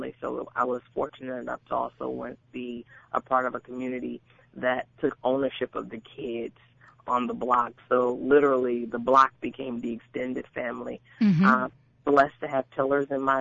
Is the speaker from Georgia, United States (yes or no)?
no; New Jersey, United States; also born or lived in Irvington, New Jersey; born and raised in New Jersey. I spent most of my younger years in North New Jersey, transitioned to Irvington at about the age of 10